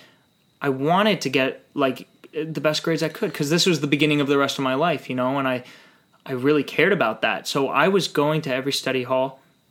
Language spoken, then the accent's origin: English; New York City, New York, United States; I was born in New York City to my mom, who was a flight attendant